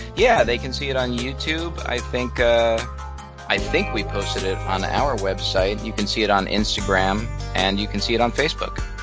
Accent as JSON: {"language": "English", "town": "Atlantic Highlands", "region": "New Jersey", "country": "United States", "tie": "born or raised there", "said": "I grew up in Atlantic Highlands, New Jersey."}